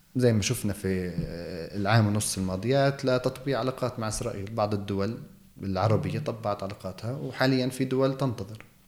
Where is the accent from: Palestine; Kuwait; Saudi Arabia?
Palestine; Jerusalem; احنا ربينا فيها يعني أنا ولدت فيها صحيح أن أصولي بتعود لمدينة الخليل